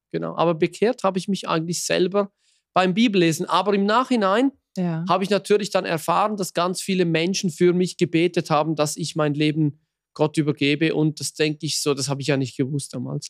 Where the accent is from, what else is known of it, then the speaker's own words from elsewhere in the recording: Switzerland; bei uns in der Schweiz